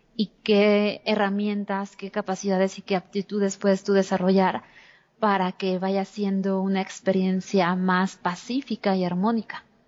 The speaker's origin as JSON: {"language": "Spanish", "region": "Mexico City", "country": "Mexico", "tie": "born or raised there", "said": "yo nací en la Ciudad de México hace 32 años y específicamente em, en el centro"}